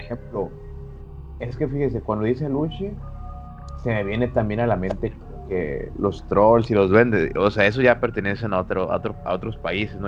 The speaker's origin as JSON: {"language": "Spanish", "town": "Monterrey", "region": "Nuevo León", "country": "Mexico", "said": "soy acá de, de Monterrey, de Memerrey"}